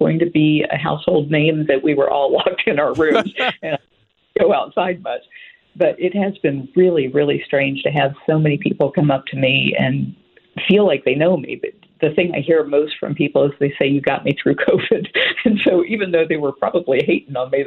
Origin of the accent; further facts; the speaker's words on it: Florida, United States; I'm from Florida